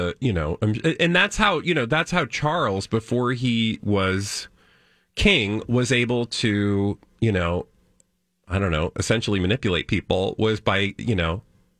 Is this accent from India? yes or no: no; United Kingdom; as British people